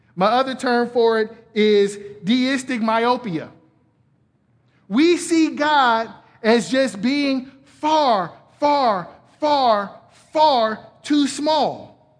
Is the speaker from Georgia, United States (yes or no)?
yes; Atlanta, Georgia, United States; moved away; I'm from Atlanta originally